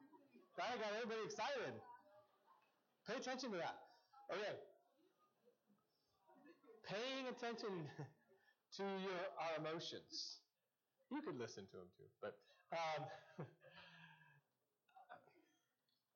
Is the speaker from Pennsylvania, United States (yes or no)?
no; Seattle, Washington, United States; I'm such a Northwesterner. I grew up in Seattle